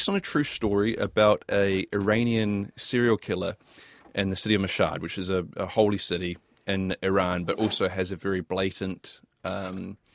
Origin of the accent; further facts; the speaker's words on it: Hamilton, Waikato, New Zealand; I remember growing up in Hamilton